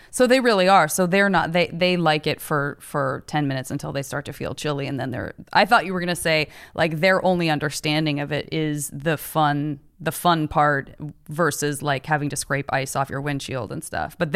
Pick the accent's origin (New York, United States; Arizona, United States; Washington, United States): Arizona, United States; I'm from Arizona.